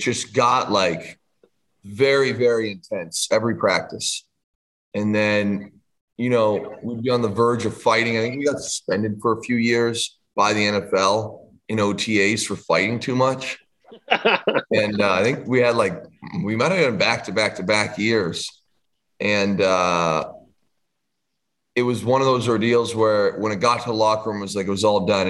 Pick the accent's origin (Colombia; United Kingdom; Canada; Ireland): Canada; as a Canadian kid